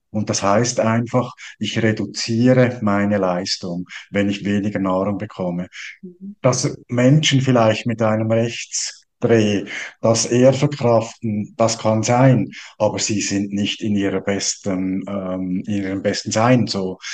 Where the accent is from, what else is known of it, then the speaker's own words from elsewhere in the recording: Switzerland; als Schweizer